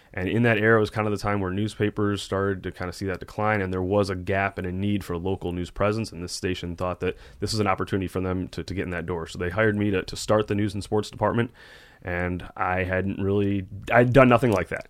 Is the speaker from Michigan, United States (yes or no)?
yes; Detroit, Michigan, United States; I grew up in Metro Detroit